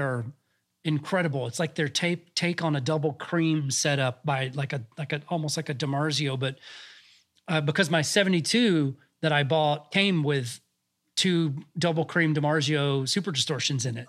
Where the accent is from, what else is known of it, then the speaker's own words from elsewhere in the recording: Georgia, United States; also born or lived in Los Angeles, United States; now in Nashville, United States; I'm from Georgia, and I go back down there a lot to see my, my family